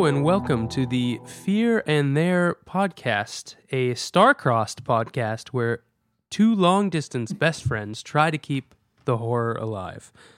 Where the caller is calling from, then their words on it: New York City, New York, United States; I'm calling in from New York City.